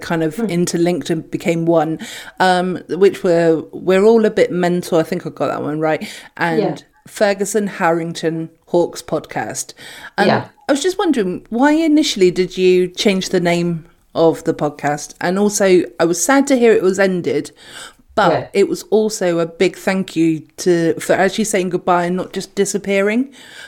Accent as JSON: {"language": "English", "town": "Weymouth", "region": "South West England", "country": "United Kingdom", "said": "I'm actually from Weymouth and Dorset"}